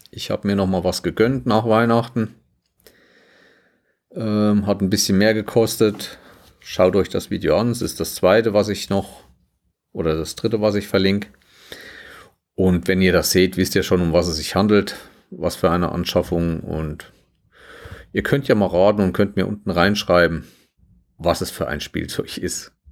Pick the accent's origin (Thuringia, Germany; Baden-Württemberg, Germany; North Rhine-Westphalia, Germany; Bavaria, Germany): Thuringia, Germany; Schmalkalden; also der meine Stadt ist Schmalkalden. Die schönste Fachwerkstatt Südthürings übrigens, wenn man hier hinkommt.